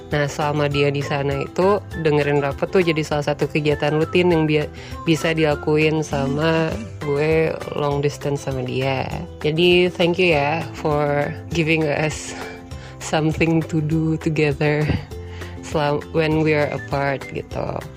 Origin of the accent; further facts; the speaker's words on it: Bintaro, Banten, Indonesia; Asalnya dari Jalan Mandar sebelum Kuricang di Bintaro